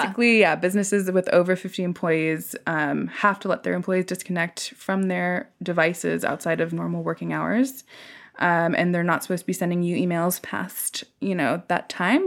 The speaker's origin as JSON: {"language": "English", "area": "Silicon Valley", "region": "California", "country": "United States", "tie": "born or raised there", "said": "I grew up in the Silicon Valley where literally you are trained to live to work"}